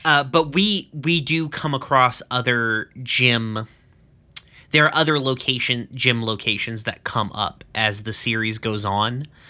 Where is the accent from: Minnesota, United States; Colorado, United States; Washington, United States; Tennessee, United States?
Tennessee, United States; East; I'm from East fucking Tennessee